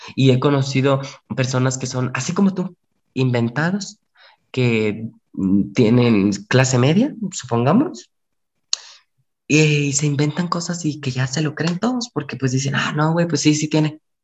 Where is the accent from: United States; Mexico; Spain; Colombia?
Mexico; como buen mexicanos que somos